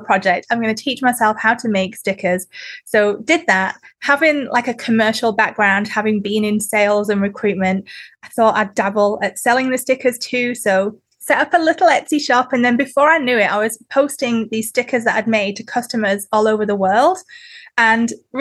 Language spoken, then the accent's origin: English; the north of England, United Kingdom; moved away as an adult; also born or lived in Sydney, Australia; now in Newcastle, Australia; where I'm from in the UK is Northern England